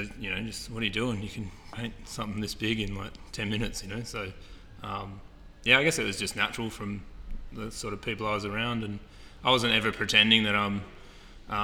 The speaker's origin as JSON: {"language": "English", "town": "Perth", "region": "Western Australia", "country": "Australia", "tie": "born or raised there", "also_born_or_lived": "Solomon Islands / Amsterdam", "said": "I'm from Perth, Western Australia. So my family travelled around a lot when I was a little kid. We lived in the Solomon Islands off Papua New Guinea, and we lived in Amsterdam, and ended up my teenage years and primary school years being in Perth, or late primary school."}